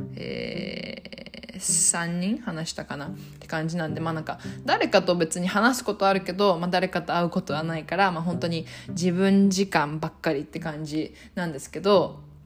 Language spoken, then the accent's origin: Japanese; Japan; 私はまあ日本で生まれ育って。で、まあ、日本人